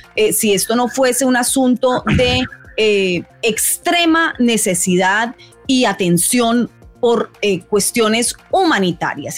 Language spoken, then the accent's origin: Spanish; Colombia; moved away as an adult; now in United States; yo soy colombiana